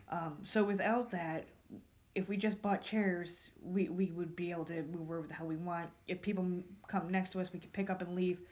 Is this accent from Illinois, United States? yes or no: no; New York, United States; moved away; I'm from New York.